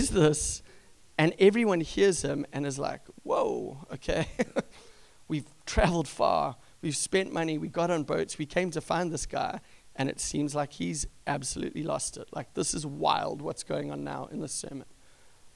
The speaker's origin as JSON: {"language": "English", "country": "South Africa", "tie": "born or raised there", "moved": "yes", "said": "since I was a young kid growing up in South Africa"}